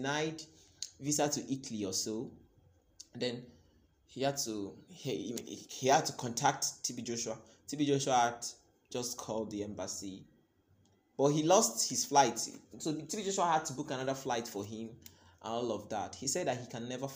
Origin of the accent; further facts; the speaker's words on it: Nigeria; life as a Nigerian undergraduate in Nigerian public university